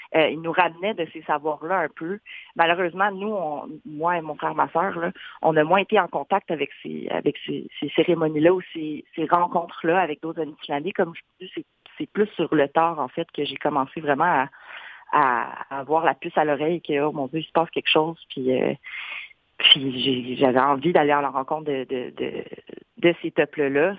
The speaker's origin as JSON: {"language": "French", "town": "Gatineau", "region": "Quebec", "country": "Canada", "tie": "born or raised there", "also_born_or_lived": "Wendake / Ottawa / Montreal", "said": "j'ai grandi à Gatineau."}